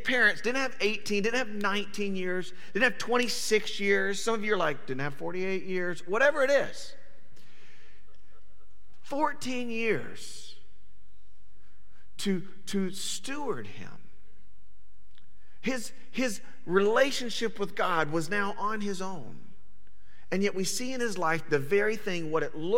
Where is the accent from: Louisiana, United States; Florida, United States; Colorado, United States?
Florida, United States; Panama City; also born or lived in Alabama; now in Houston, United States; growing up in Panama City